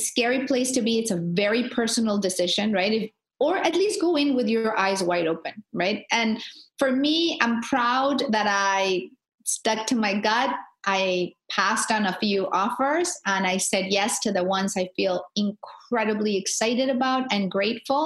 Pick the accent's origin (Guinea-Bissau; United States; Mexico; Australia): Mexico; Tijuana, Baja California; I'm a girl from the border. Like, I'm a girl from Tijuana